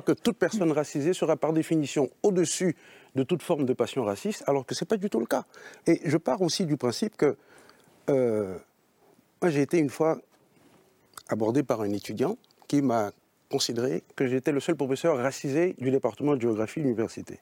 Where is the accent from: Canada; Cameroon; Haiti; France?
Haiti; je suis haïtien. Et en tant qu'haïtien, nous les nègres, en Haïti